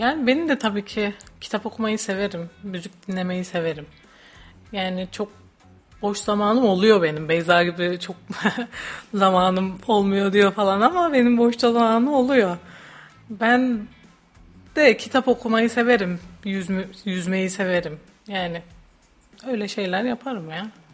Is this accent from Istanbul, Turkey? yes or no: no; Hatay, Turkey; moved away as an adult; now in Kayseri, Turkey; Ben Hataylıyım.